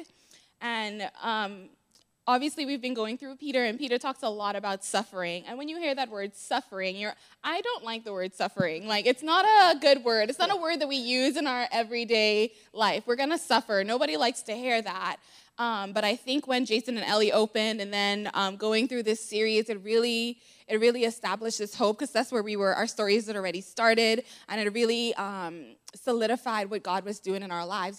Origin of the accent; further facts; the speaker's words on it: Bahamas; moved away; I am actually from the Bahamas